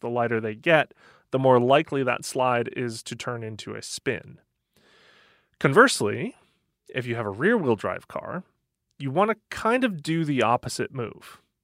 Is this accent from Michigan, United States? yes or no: yes; Michigan, United States; I grew up in Michigan